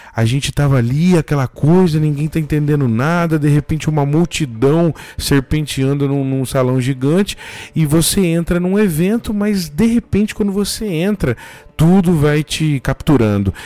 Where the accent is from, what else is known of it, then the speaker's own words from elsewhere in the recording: Bebedouro, São Paulo, Brazil; eu sou do interior de São Paulo, numa cidade pequena aqui chamada Bebedouro, perto de Ribeirão Preto